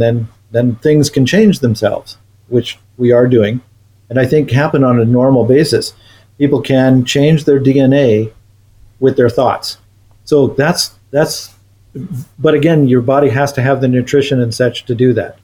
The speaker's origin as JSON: {"language": "English", "town": "Missoula", "region": "Montana", "country": "United States", "tie": "born or raised there", "moved": "yes", "lives_now": "Canada", "said": "I was born in Missoula, and I lived in Missoula several times since."}